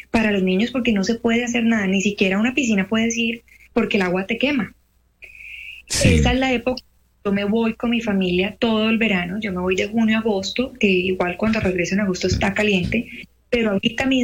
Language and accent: Spanish; Cali, Valle del Cauca, Colombia; now in Qatar; Yo soy de Cali.